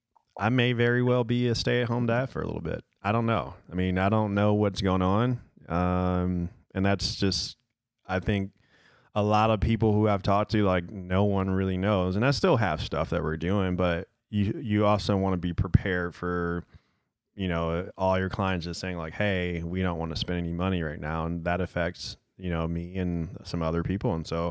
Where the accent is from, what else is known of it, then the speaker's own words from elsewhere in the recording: Detroit, Michigan, United States; I'm from Detroit